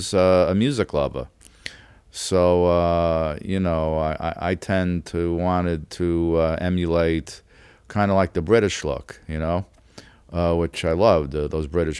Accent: New York City, New York, United States; growing up in Brooklyn, it's a very rough neighborhood.

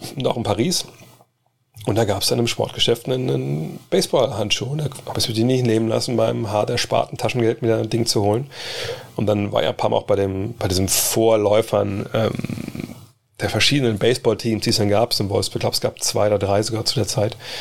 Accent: Wolfsburg, Lower Saxony, Germany; also born or lived in United States; hier in Wolfsburg, auch, glaube ich, in dem Jahr oder in den zwei Jahren, bevor ich nach USA bin

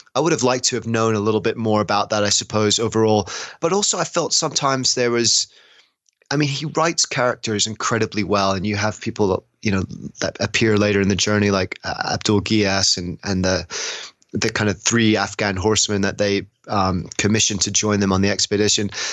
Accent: England, United Kingdom; as someone from england

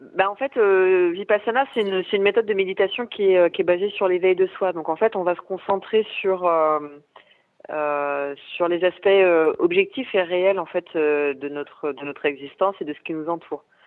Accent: Paris, Île-de-France, France; moved away as an adult; now in Lyon, France; j'ai grandi à Paris

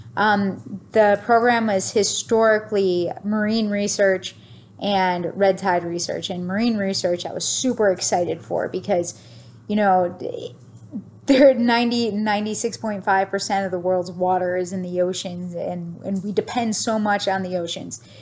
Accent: Niagara Falls, New York, United States; moved away; also born or lived in Florida; I grew up right near Love Canal

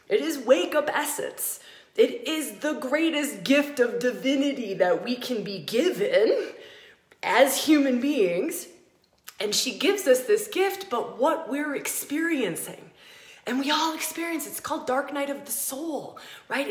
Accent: United States; moved away as an adult; also born or lived in Australia; I grew up in America. I moved to Australia and I lived there for 10 years.

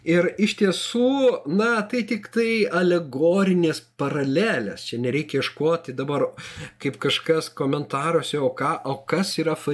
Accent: Lithuania; mes augom Sovietų Sąjungoje, mes negalėjom išvažiuoti jokią valstybę.

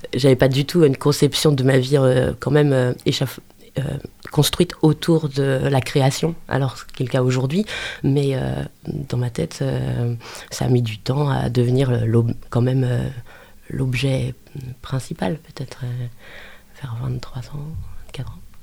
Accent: Angers, Pays de la Loire, France; je suis du terroir. Je suis né à Angers. je suis né à Angers, euh, dans, au quartier Montplaisir. Et puis ensuite, j'ai vécu toujours dans, autour d'Angers, oui.

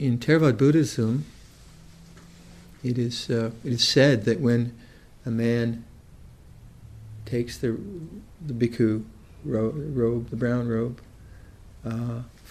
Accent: Toronto, Ottawa, Ontario, Canada; now in Perth, Canada; I'm kind of from Toronto, Ottawa

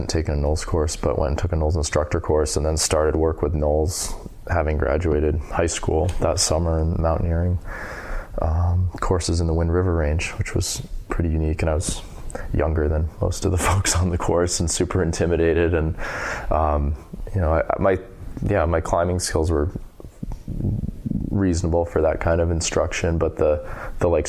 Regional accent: Whitefield, New Hampshire, United States; also born or lived in Wyoming; I grew up in Whitefield, New Hampshire, which is like maybe, I don't even know, maybe 3,000 people.

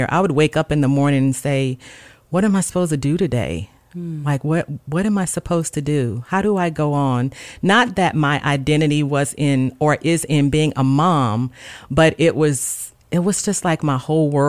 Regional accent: the South, United States; I grew up on music and I grew up in the South and, you know, we just listened to music all the time, gospel music and sang

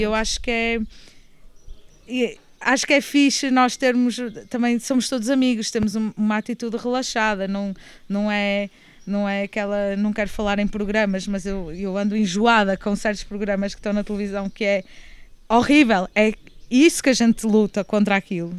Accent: Porto, Norte, Portugal; moved away as an adult; also born or lived in Lisbon / Tenerife / Barcelona / Australia; now in Vila Nova de Milfontes, Portugal; eu nasci no Porto, entretanto fui para Lisboa estudar

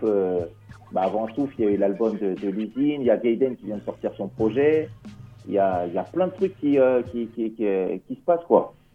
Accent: Cergy, Île-de-France, France; Nous, on est du 95. Moi, je suis sur Sergi

